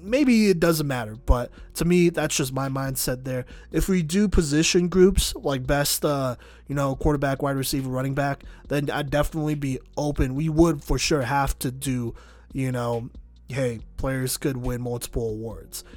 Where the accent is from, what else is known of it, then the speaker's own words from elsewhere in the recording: Texas, United States; being from Texas